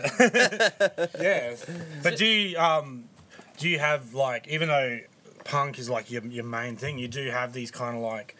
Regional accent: Brisbane, Queensland, Australia; moved away; Big Sound, yes. I should know that. It's my hometown.

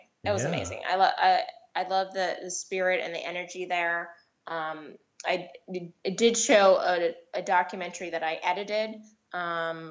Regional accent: New York, United States; moved away; I'm a New York girl. That's where I'm originally from. So I got a lot of inspiration because I grew up in New York

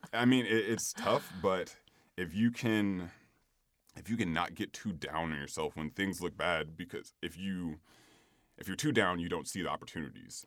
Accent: Sacramento, California, United States; originally I'm from Sacramento, California.

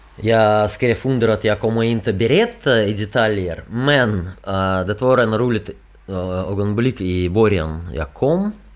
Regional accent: Russia; Swedish is a second language; now in Sweden; i Ryssland, i min hemland

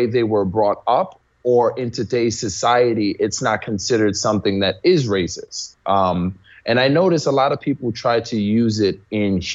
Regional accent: New York City, New York, United States; I grew up in New York City in the Bronx.

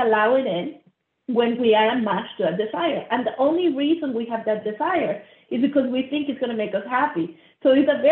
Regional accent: Monterrey, Nuevo León, Mexico; I grew up middle class in Monterrey, Mexico.

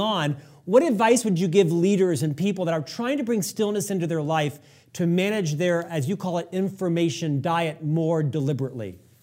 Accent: Orlando, Florida, United States; I'm actually from Orlando in the seventies

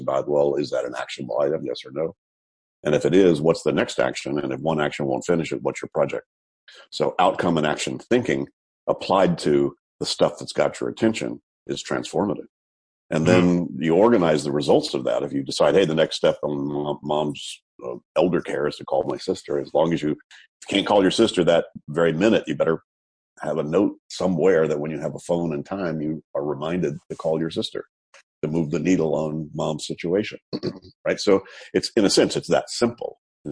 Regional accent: United States; moved away as an adult; also born or lived in Texas / Louisiana / Florida / California; now in Amsterdam, Netherlands; I grew up in Texas, Louisiana, went to school in Florida, went to grad school in California, stayed in California for, 40 years

